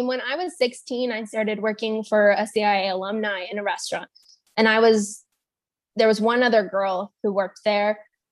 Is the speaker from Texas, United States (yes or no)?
yes; San Antonio, Texas, United States; I'm from San Antonio